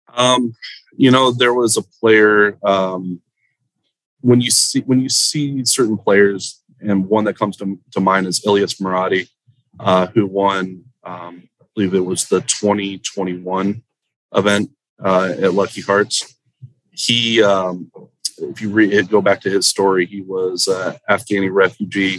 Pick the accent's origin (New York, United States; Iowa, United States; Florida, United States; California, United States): Florida, United States; Central; moved away as an adult; now in South Florida, United States; I grew up in Central Florida, and that was always home for me.